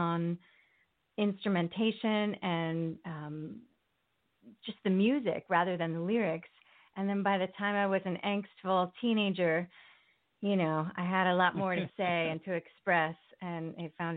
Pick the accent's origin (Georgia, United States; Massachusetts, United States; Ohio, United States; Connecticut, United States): Connecticut, United States; moved away as an adult; also born or lived in Port Chester, New York / California; now in New York City, United States; I did grow up in the New York area. I was born in Port Chester, New York, and I lived in various parts of Connecticut.